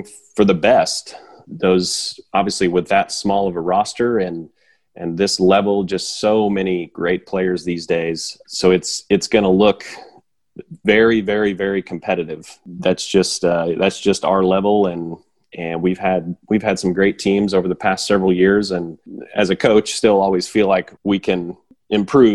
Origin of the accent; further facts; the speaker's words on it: Springfield, Missouri, United States; also born or lived in Columbia, Missouri; being able to coach in my hometown